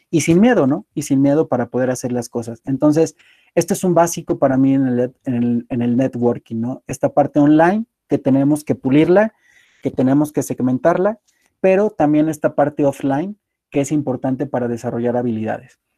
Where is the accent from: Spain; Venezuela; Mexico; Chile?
Mexico; Apizaco, Tlaxcala; also born or lived in Puebla; Yo soy originario de Apizaco y me encanta. Viví muchos años en Apisaco, estudié en la ciudad de Puebla y posteriormente por mis actividades laborales he estado viviendo eh, en más de siete estados de la República.